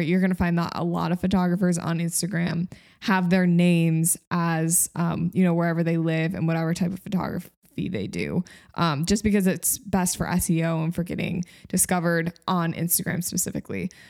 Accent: Grand Rapids, Michigan, United States; moved away as an adult; also born or lived in upstate New York; moved from upstate New York to my hometown, which is Grand Rapids, Michigan

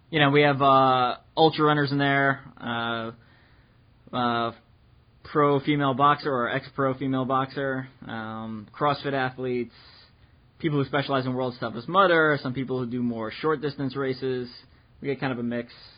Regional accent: New York, United States; moved away as an adult; also born or lived in Midwest; I'm from New York

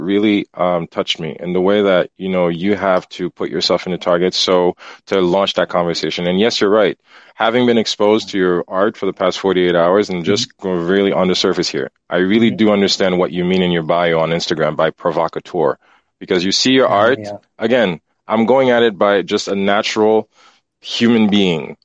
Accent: Haiti; now in Montreal, Canada; growing up in Haiti

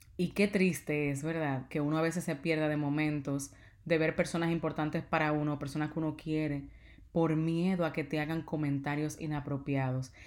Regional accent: Dominican Republic; yo soy dominicana

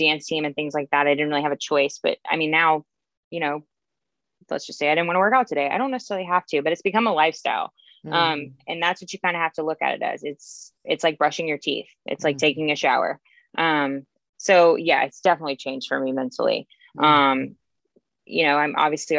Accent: James Island, South Carolina, United States; also born or lived in Columbia, South Carolina; I'm from here. Yes. I'm from James Island.

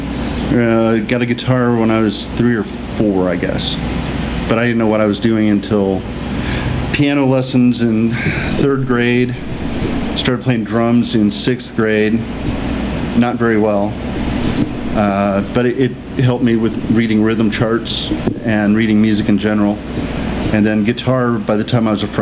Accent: Indiana, United States; also born or lived in Acton, Indiana / Wanamaker, Indiana / Brookfield, Indiana / Florida; Born in Acton, Indiana, where my dad grew up mostly, and then moved to Wanamaker, Indiana, through third grade, in between third grade and fourth grade. Then my folks moved to Brookfield, which is just the other side of Shelby County

